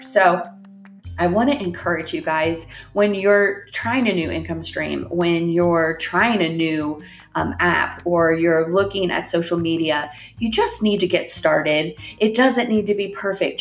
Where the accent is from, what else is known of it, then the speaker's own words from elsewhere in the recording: Ohio, United States; now in Northwest Arkansas, United States; I grew up in Ohio.